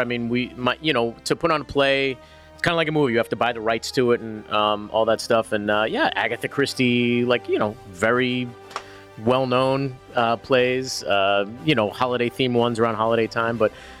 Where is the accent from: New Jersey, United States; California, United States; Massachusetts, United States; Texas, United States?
Massachusetts, United States; Worcester; born or raised there